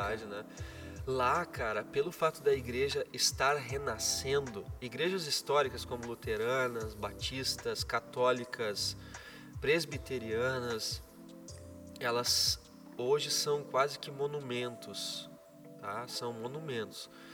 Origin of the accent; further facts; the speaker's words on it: Brazil; moved away as an adult; also born or lived in Germany; eu sou brasileiro